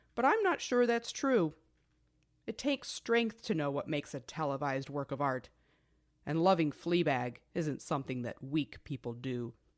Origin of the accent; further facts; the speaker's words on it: United States; also born or lived in Atlanta; we're American